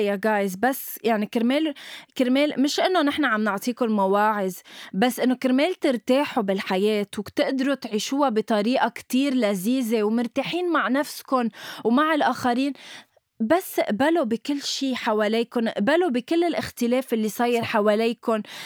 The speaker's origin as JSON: {"language": "Arabic", "country": "Lebanon", "said": "نحن عندنا شيء بلبنان"}